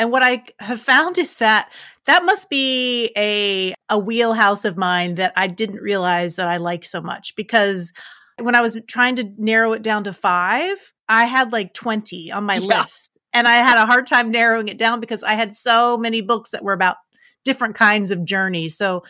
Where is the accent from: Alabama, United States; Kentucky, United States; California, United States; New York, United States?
Kentucky, United States; Louisville; moved away as an adult; now in Panama; I was born and raised in Louisville. I've been living in Panama, the country, for 9 years now.